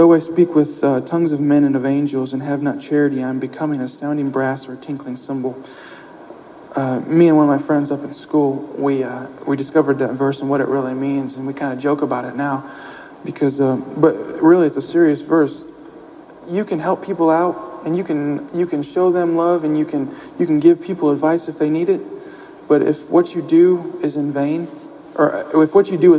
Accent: Ohio, United States; also born or lived in Springfield, Missouri; now in Irving, United States; I'm from Ohio

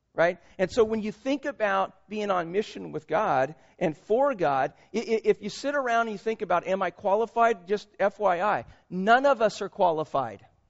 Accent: Concord, California, United States; also born or lived in Vacaville; We grew up in Concord

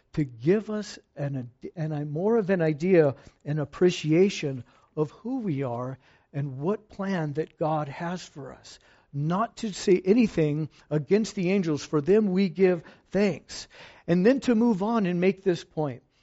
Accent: Fallbrook, California, United States; I'm from Fallbrook

